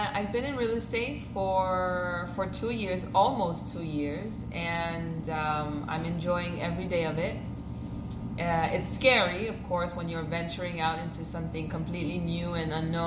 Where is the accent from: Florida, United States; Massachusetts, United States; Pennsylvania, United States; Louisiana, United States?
Florida, United States; Miami; first language French; English is a second language; also born or lived in Haiti; I pretty much grew up here in Miami, Kendall to be exact.